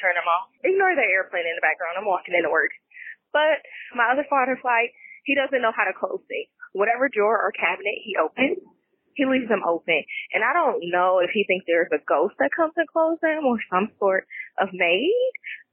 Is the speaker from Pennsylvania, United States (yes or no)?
no; Milwaukee, Wisconsin, United States; now in Dallas, United States; I'm in Dallas now, but I'm from Milwaukee, Wisconsin